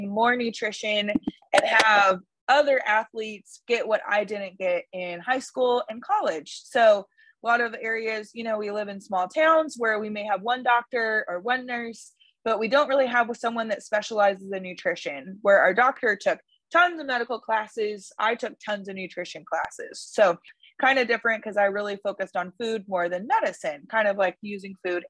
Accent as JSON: {"language": "English", "town": "San Angelo", "region": "Texas", "country": "United States", "moved": "yes", "lives_now": "Lubbock, United States", "said": "I live in Lubbock, Texas right now. I'm originally from San Angelo, Texas, which is essentially west"}